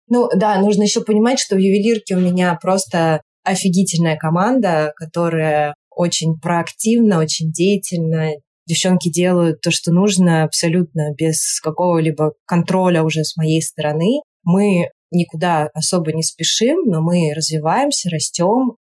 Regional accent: Saint Petersburg, Russia; moved away as an adult; now in Thailand; я петербурженка в эмиграции, живу сейчас в Таиланде

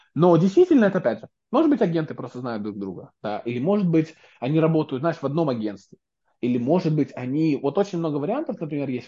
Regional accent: Belarus; now in United States; тут сижу я, человек, который из Беларуси

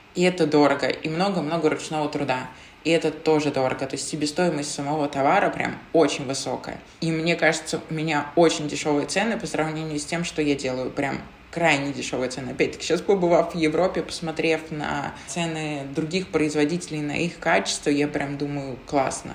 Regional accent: Zelenograd, Moscow, Russia; also born or lived in Krasnaya Polyana; я маленькая девочка из Зеленограда, из России

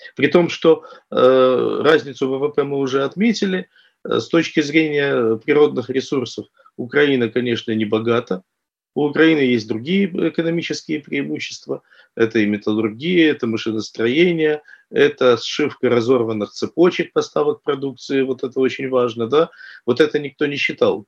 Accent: Taganrog, Rostov Oblast, Russia; я вот родом из Ростовской области, Ростов, Таганрог, и я помню, как это было в детстве

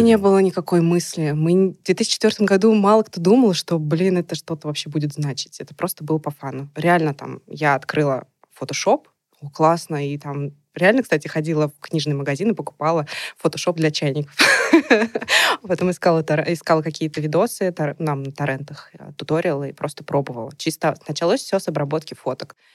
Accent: Nizhny Novgorod, Nizhny Novgorod Oblast, Russia; на меня вышли студии города моего. То есть я из Нижнего Новгорода

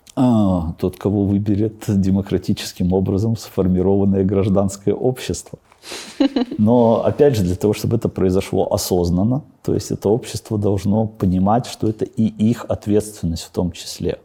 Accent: Babruysk, Mogilev Region, Belarus; moved away as an adult; also born or lived in Astravyets / Mikhalishki / Minsk; Бобруйске прошло мое детство. На самом деле я вообще родился в Островце

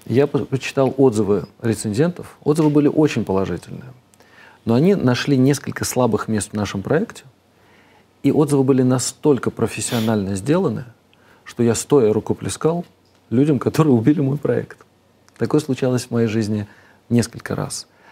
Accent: Moscow, Russia; moved away as an adult; also born or lived in United Kingdom / United States / Switzerland; now in Vereya, Russia; я вырос в Москве

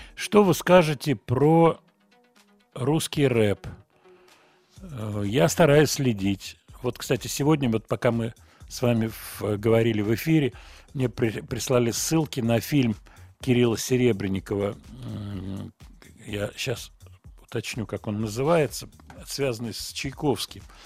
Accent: Moscow, Russia; Я родился в Москве, вот мой адрес Гогольский бульвар. Сейчас я живу в районе метро Павелецкая, примерно вот в этом районе, на набережной. Вот, я москвич.

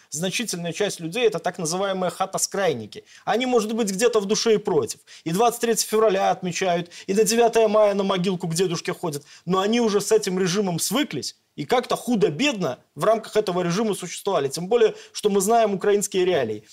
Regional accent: Belarus

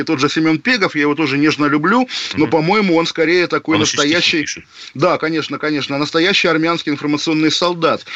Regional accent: Zelenogradsk, Kaliningrad Oblast, Russia; на моей малой родине, в Калининградской области, в городе Зеленоградске

